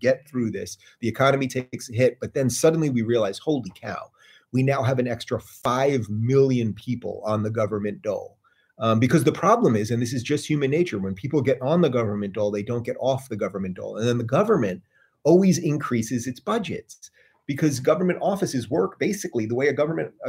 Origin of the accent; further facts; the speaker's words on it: New York, United States; I'm a New Yorker.